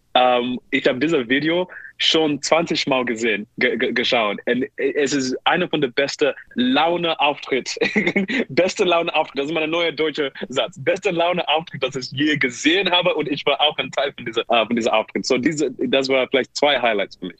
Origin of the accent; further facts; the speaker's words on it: Zimbabwe; German is a second language; moved away; ich bin in Zimbabwe geboren